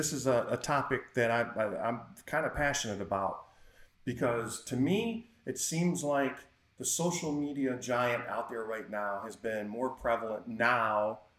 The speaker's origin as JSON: {"language": "English", "region": "Michigan", "country": "United States", "said": "Well, hang on. I'm from Michigan."}